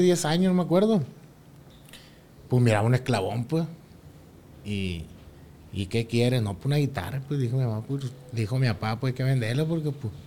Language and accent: Spanish; Barrancos, Sinaloa, Mexico; somos de Barranco también